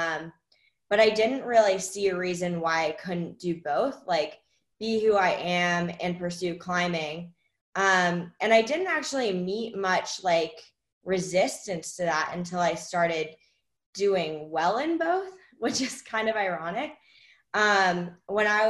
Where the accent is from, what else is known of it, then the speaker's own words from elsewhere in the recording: Washington, District of Columbia, United States; I grew up in Washington, D.C.